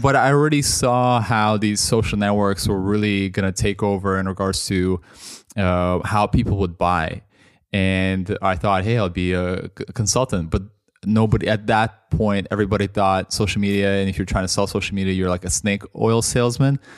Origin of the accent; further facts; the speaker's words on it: Toronto, Ontario, Canada; moved away as an adult; also born or lived in Russia; now in London, United Kingdom; I grew up mostly in Canada